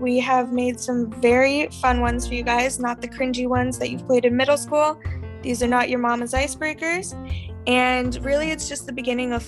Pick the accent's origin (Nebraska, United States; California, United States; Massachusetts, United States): California, United States; Palos Verdes; also born or lived in Santa Barbara, California; my hometown is Palos Verdes, California